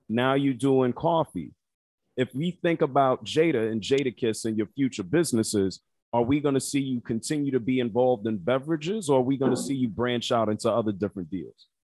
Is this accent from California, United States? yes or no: no; Yonkers, New York, United States; I'm from Yonkers. Juices for Life, right around the corner from me, man